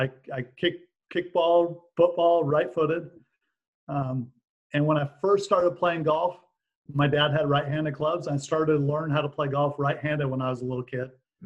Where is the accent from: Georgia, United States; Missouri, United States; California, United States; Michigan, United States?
California, United States; Glendale; also born or lived in Utah; I grew up in Glendale, California. So it's a suburb of LA. And my parents, my dad, still lives in the same house I grew up in.